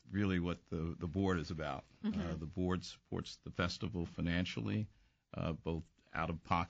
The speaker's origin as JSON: {"language": "English", "region": "New York", "country": "United States", "moved": "yes", "lives_now": "Washington, D.C., United States", "said": "I'm from New York. And grew up with the music."}